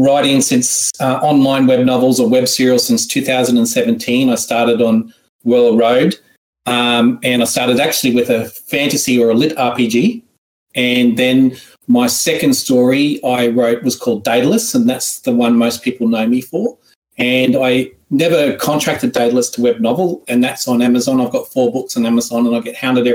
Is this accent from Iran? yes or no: no; Australia; accent: Australian; my horrible ancient Egyptian accent into an Australian one. If in case you were wondering, that's where I'm from